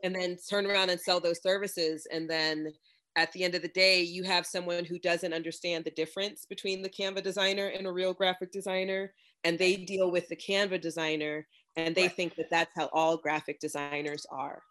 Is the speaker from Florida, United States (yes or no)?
yes; Florida, United States; I am from Florida, and my family is Jamaican, and I I did grow up in the sun